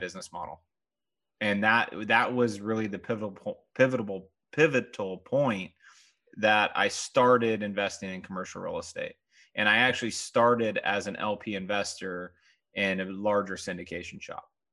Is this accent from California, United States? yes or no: yes; Southern California, United States; I grew up in Southern California